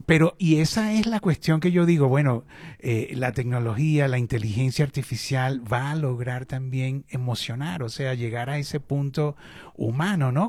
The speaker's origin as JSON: {"language": "Spanish", "country": "Venezuela", "also_born_or_lived": "Chile", "moved": "yes", "said": "yo estudié periodismo en Venezuela, que es eh, mi país de origen"}